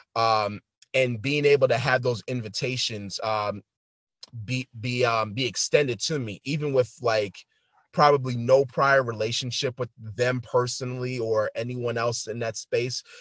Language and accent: English; New York City, New York, United States; now in Long Island, United States; I'm originally from New York City, Bronx, Brooklyn, Queens. Um, I moved out to Long Island about six years ago